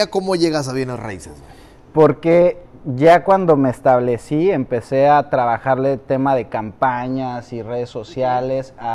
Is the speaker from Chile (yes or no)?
no; Mexico City, Mexico; now in Riviera Maya, Mexico; Ciudad de México.